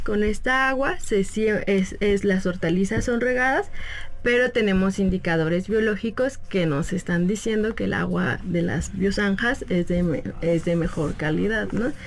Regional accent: Mexico City, Mexico; yo que soy de Xochimilco, que mis papás de aquí

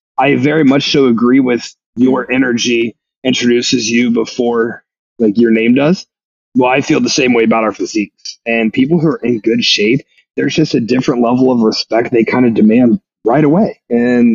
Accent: Ohio, United States; now in Austin, United States; I'm from Ohio

